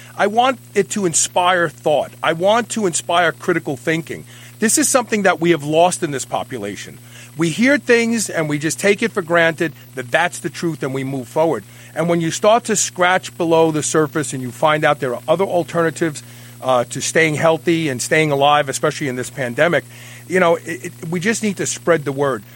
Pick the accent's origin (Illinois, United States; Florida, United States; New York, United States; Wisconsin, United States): New York, United States; New York City; I was born at the uh, what was it? The Peck Memorial Hospital, which is gone now. Yep. Yeah, Bed Stuy